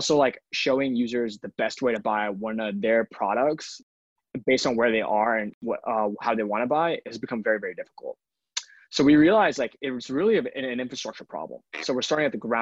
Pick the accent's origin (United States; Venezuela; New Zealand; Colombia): United States; Atlanta, Georgia; moved away as an adult; now in New York City, United States; I grew up in Atlanta, Georgia for most of my life. I now live in New York City.